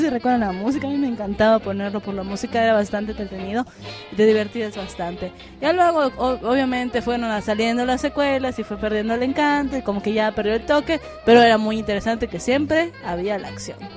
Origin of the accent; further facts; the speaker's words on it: Yucatán, Mexico; sí, soy de Yucatán, orgullo.